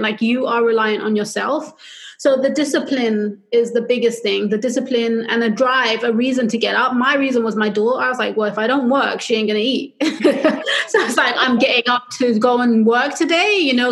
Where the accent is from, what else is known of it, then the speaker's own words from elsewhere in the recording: London, United Kingdom; moved away as an adult; also born or lived in New York City, United States; now in Los Angeles, United States; I'm originally from London, though, which explains the accent